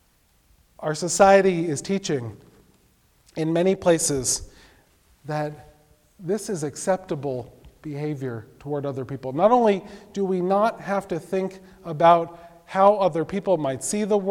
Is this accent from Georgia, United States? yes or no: no; New York City, New York, United States; when I was growing up in Brooklyn